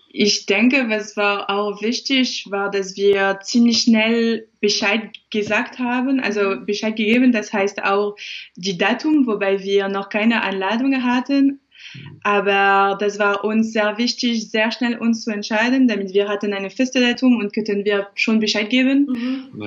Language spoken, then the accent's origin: German; France; now in Dresden, Germany; Ich bin Französin